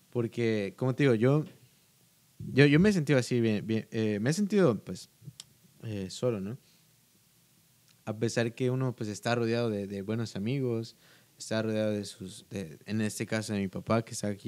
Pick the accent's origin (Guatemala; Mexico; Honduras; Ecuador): Guatemala; pues creo que todos saben que soy de Guatemala, eh, por mi verdad. No hablo como guatemalteco, pero...